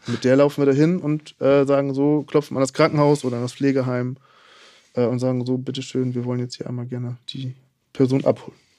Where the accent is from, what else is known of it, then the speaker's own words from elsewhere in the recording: Hamburg, Germany; Ich komme aus Hamburg